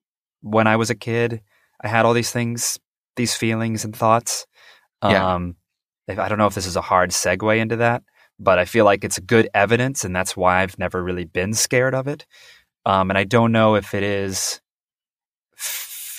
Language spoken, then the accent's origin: English; Kansas, United States; also born or lived in North Carolina / Alaska / Pennsylvania; I grew up, well, I was a military brat. So I was born in North Carolina, but then I moved around all over the place to Alaska, Pennsylvania. But then my dad retired in Kansas. And that's where I grew up from like 10 years old onward.